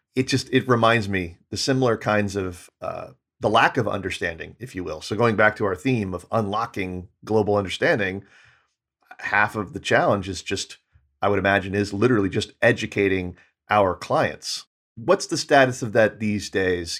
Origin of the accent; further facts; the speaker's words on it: United States; as an American